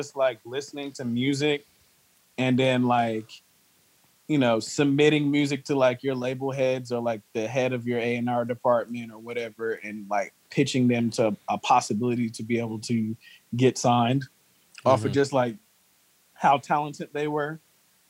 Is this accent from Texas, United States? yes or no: no; Greensboro, North Carolina, United States; I'm from Greensboro